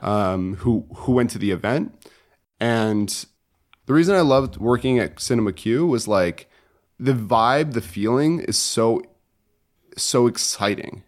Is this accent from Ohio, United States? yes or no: no; Connecticut, United States; moved away as an adult; also born or lived in China; I'm from Connecticut originally